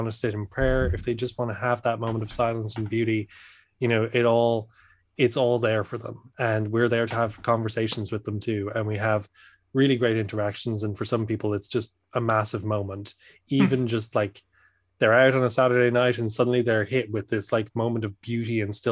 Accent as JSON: {"language": "English", "country": "Ireland", "lives_now": "Dublin, Ireland", "said": "I'm from Ireland."}